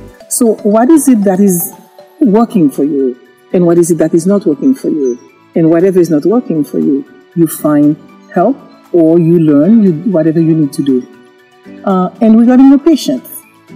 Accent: Haiti; moved away; I'm originally from Haiti

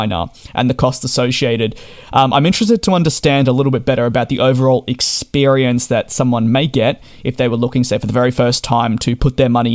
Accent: Australia; I'm being Australian myself

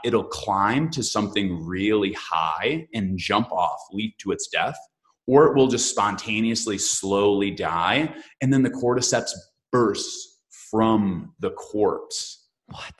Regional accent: Michigan, United States; I am from Michigan

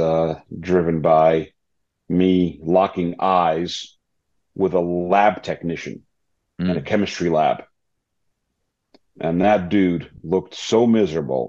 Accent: New York, United States; moved away as an adult; also born or lived in former Soviet Union / Cambridge, United Kingdom; now in Atlanta, United States; I had the fortune of growing up in New York

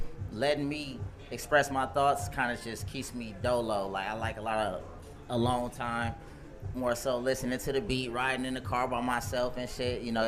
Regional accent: Inland Empire, California, United States; I'm coming from the IE, bro. Here in Rialto, Fontana

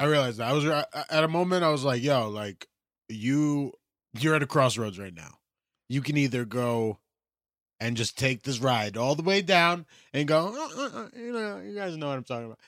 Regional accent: United States; I'm an American.

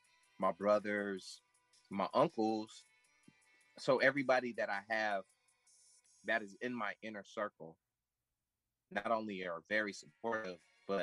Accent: Dominican Republic; that I'm black, I'm Dominican, and I am Chato Indian.

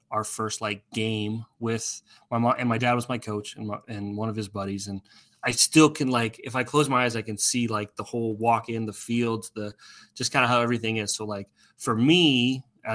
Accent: Iowa, Nebraska, Midwest, United States; I grew up in Iowa, Nebraska

